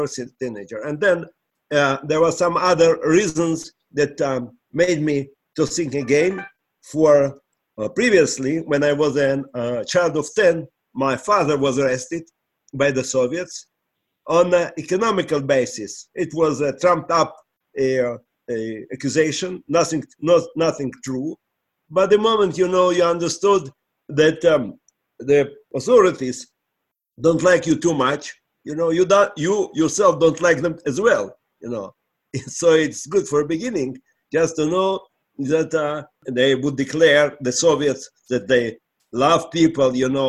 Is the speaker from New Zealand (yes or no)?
no; Latvia; English is a second language; moved away as an adult; also born or lived in Israel; I'm from Latvia